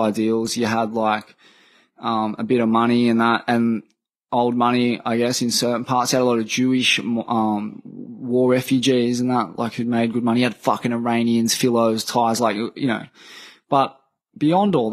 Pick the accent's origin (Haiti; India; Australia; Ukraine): Australia; my hometown